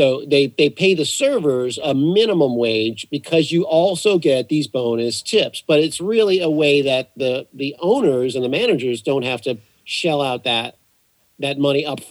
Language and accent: English; New Orleans, Louisiana, United States; I grew up in New Orleans